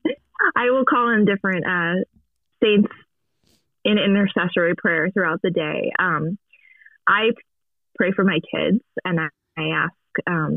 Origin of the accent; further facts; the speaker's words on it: Maryland, United States; I was born and raised Catholic in a Catholic home, in a Catholic community and parish in Maryland. I grew up there